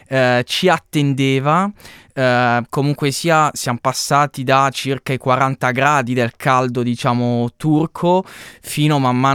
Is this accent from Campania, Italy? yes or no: no; Canosa di Puglia, Apulia, Italy; Esattamente, sì, mm. sono di Canosa di Puglia